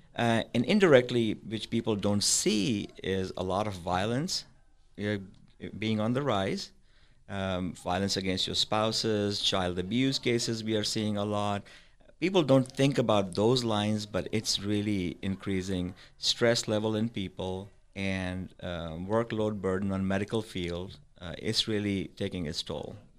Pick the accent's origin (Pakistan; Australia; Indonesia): Pakistan; moved away as an adult; also born or lived in Madison; now in Parker County, Texas, United States; I was raised in Pakistan. I came here in ninety-six